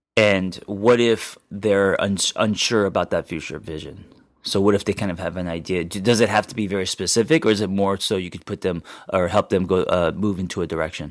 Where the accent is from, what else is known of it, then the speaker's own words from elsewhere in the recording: Los Angeles, California, United States; growing up in Los Angeles